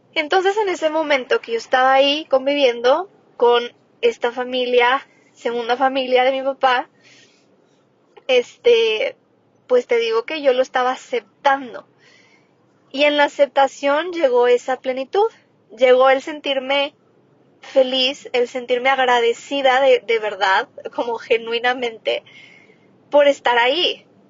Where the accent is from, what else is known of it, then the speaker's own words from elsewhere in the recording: Cuauhtémoc, Mexico; moved away; está en Coutemoc, yo nací en Coutemoc